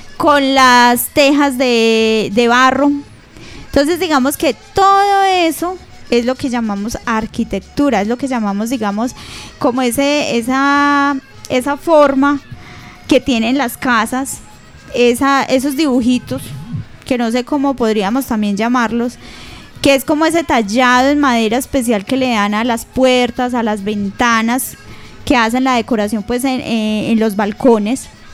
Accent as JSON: {"language": "Spanish", "town": "Aguadas", "region": "Caldas", "country": "Colombia", "said": "nuestro municipio"}